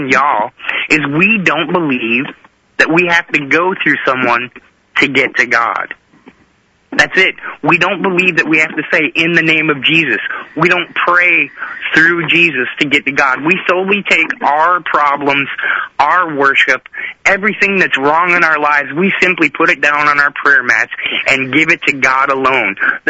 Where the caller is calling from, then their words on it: Nashville, Tennessee, United States; I'm calling from Nashville, Tennessee.